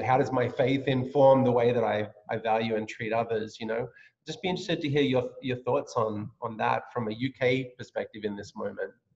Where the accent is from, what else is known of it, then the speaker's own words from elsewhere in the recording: Australia; moved away as an adult; now in United States; I grew up in Australia, as you know, so and then this is my this is my home now, and I'm a, I'm I've been adopted as a US citizen